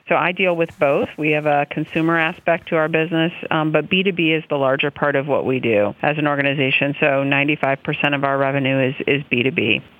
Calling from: Reading, Pennsylvania, United States; I am calling from Reading, Pennsylvania.

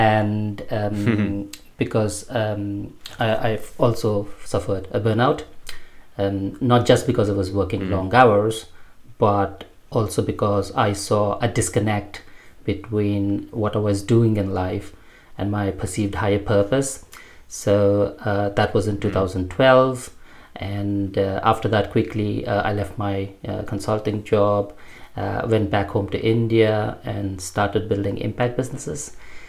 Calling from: Reading, South East England, United Kingdom; I'm speaking from Reading. That's where I live.

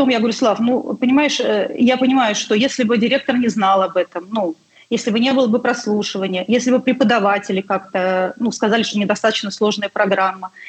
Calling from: Saint Petersburg, Russia; Э, уже сказали, что я из Санкт-Петербурга

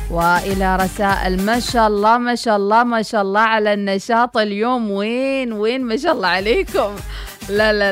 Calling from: Tunisia; صباح الخير … من تونس أنا حبيت أقول لكم كل عام وأنتم بخير

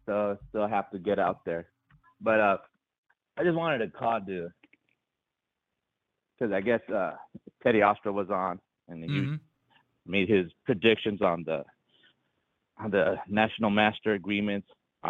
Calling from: Anaheim, California, United States; … out here in Anaheim, California

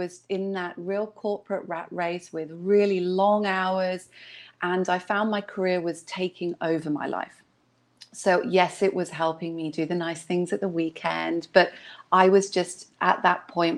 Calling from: Hong Kong; And I'm dialing in from Hong Kong.

